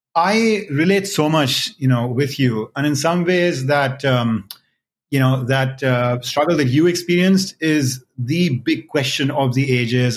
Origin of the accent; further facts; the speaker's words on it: India; I was born and raised in India